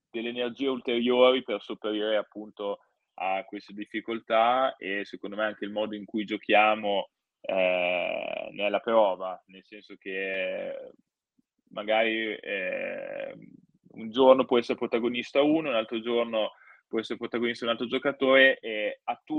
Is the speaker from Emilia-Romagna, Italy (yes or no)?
yes; Parma, Emilia-Romagna, Italy; quindi ho svolto la magistrale in food quality a Parma, la mia città natale